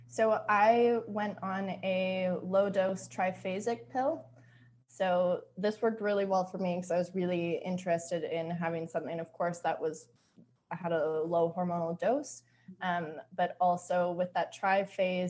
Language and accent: English; southwestern Ontario, Canada; moved away as an adult; also born or lived in Vancouver, British Columbia; I grew up in Canada, specifically in a rural town in southwestern Ontario